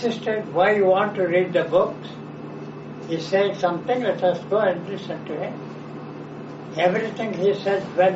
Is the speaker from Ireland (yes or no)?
no; India; I was born in India